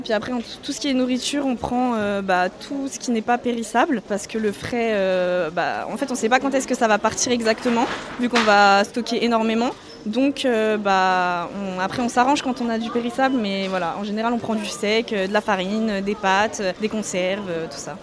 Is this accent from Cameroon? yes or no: no; Melun, Île-de-France, France; je viens de Melun et je suis étudiante à Paris